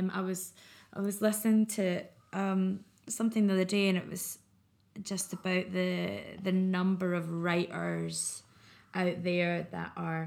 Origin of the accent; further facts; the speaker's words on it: Scotland, United Kingdom; I'm very Scottish